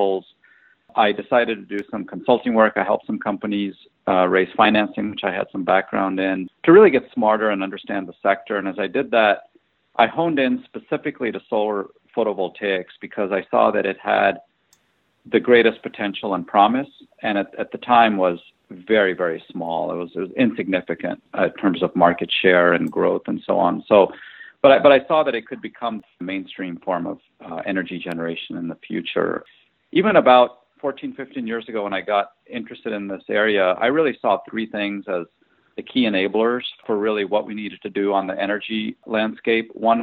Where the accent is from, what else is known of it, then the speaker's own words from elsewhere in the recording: Tennessee, United States; moved away; also born or lived in India / Illinois; I was born in India, and then I emigrated as a kid to Tennessee and lived there for about 8 years